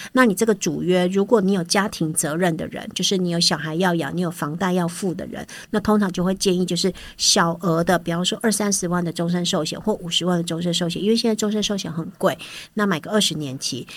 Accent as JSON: {"language": "Chinese", "country": "Taiwan", "said": "我们台湾人"}